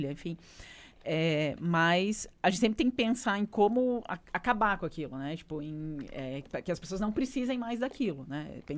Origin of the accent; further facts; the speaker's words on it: Rondônia, Brazil; also born or lived in Umuarama, Paraná; now in Curitiba, Brazil; eu passei a minha infância em Rondônia.